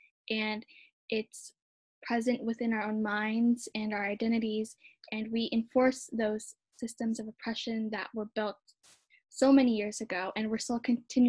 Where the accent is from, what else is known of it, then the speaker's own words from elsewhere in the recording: Philippines; as a Filipino